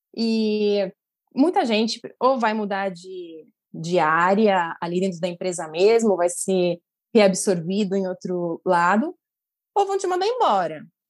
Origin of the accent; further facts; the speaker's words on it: Santos, São Paulo, Brazil; moved away as an adult; now in Santiago, Chile; eu sou de Santos